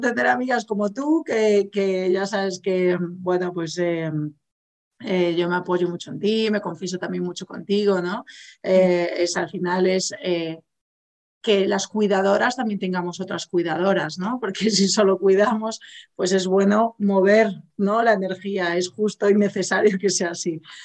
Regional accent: Galicia, Spain; yo soy gallega

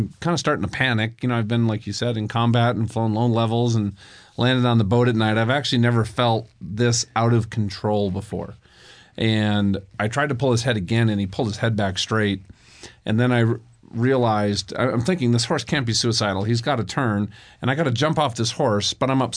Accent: Minnesota, United States; I grew up in Minnesota

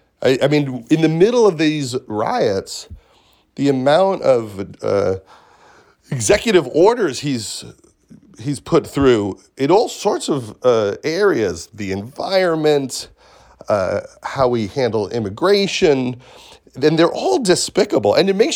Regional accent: Syosset, New York, United States; I'm from Syosset, yeah.

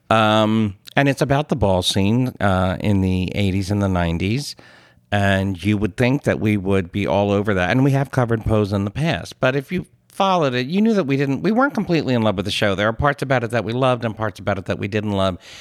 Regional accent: Philadelphia, Pennsylvania, United States; as a Philadelphian, it's fun that everyone is so into the accent

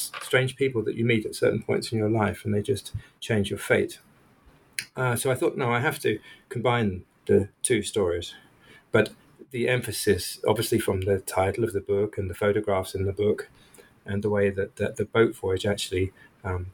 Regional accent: England, United Kingdom; moved away as an adult; I come from England

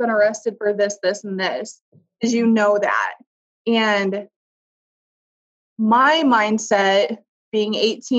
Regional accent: Iowa, United States; I was from Iowa

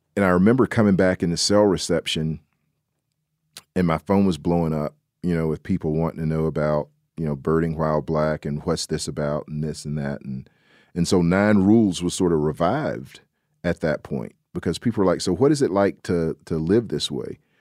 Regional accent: the South, United States; I'm a Southerner

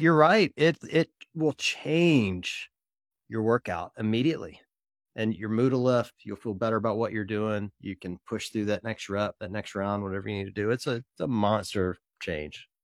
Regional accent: Mississippi, United States; I grew up in Mississippi, so Ole Miss is my team

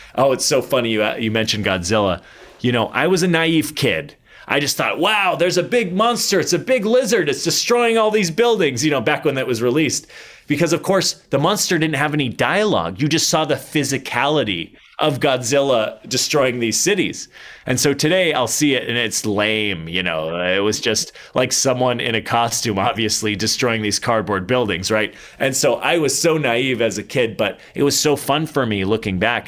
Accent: Arizona, United States; I'm from Arizona

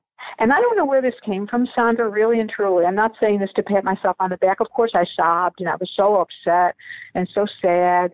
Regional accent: Buffalo, New York, United States; also born or lived in Dublin, Ireland; I was born in Dublin, Ireland, and adopted into a family in Buffalo, New York. I grew up in Buffalo

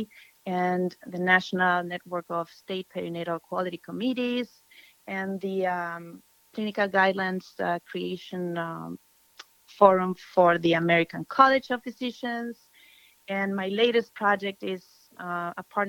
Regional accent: Argentina; moved away as an adult; also born or lived in Buenos Aires / Brazil; now in United States; I am from Argentina

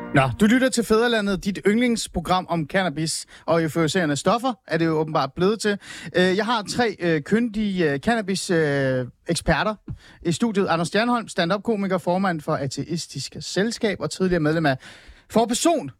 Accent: Hornbæk, Capital Region of Denmark, Denmark; jeg voksede op i Nordsjælland, jeg voksede op i Hornbæk

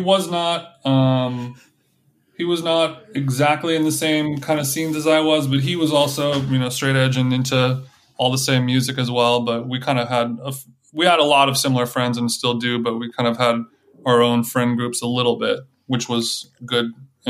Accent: Huntington Beach, California, United States; Yeah, I'm from Huntington Beach. Yeah.

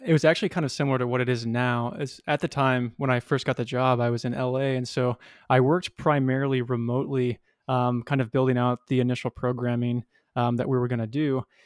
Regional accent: Kansas City, Missouri, United States; moved away as an adult; also born or lived in Springfield, Missouri; now in Los Angeles, United States; I moved back to my hometown of Kansas City

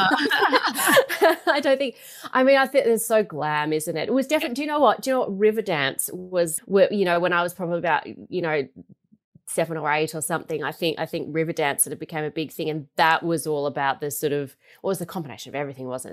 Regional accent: Melbourne, Victoria, Australia; I grew up in Melbourne. I'm a really proud Melburnian

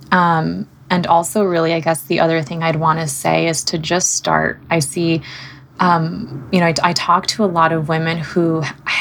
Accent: Southern California, United States; moved away as an adult; now in Seattle, United States; my husband and I moved from Southern California, where we both grew up. And we moved out to Seattle, Washington

